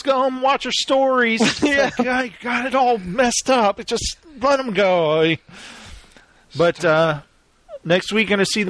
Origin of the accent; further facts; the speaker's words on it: Texas, United States; growing up in Texas